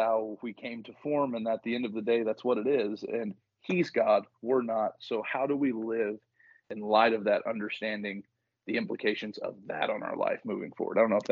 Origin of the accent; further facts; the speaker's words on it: the South, United States; moved away as an adult; also born or lived in northern Michigan; now in Michigan, United States; I'm from the South